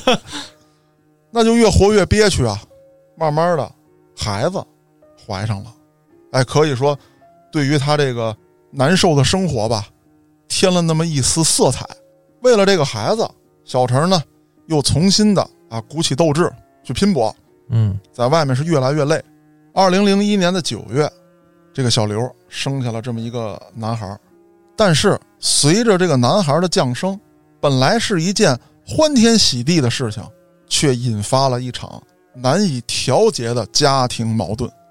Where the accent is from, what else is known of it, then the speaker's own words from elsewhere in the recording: Beijing, China; 我作为北京人